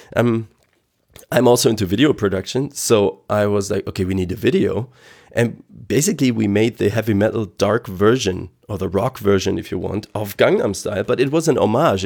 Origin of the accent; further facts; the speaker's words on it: Aachen, North Rhine-Westphalia, Germany; English is a second language; here in Aachen, I'm, I'm from Aachen, West Germany